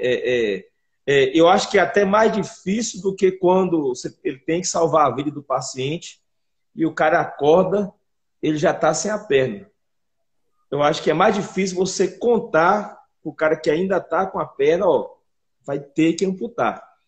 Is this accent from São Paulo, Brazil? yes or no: no; Rio Grande do Norte, Brazil; now in Belo Horizonte, Brazil; eu sou natural do Rio Grande do Norte. Eu vim para BH em 2003